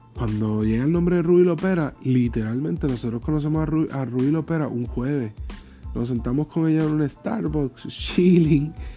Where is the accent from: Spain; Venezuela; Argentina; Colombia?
Colombia; Paisa, Antioquia; moved away; yo soy el paisa. O yo soy colombiano